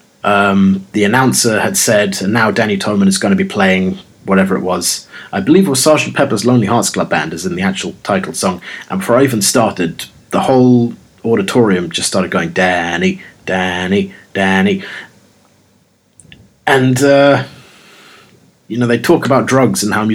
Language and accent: English; London, United Kingdom; the original Londoner